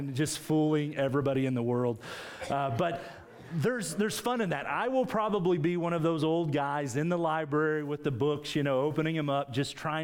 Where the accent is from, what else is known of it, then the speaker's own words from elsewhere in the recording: Morris, Oklahoma, United States; in the little town I grew up in Oklahoma